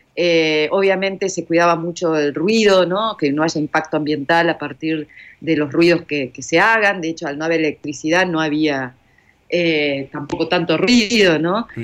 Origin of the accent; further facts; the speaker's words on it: Argentina; acá en Argentina, vos lo sabés, tomamos café, medialunas o mate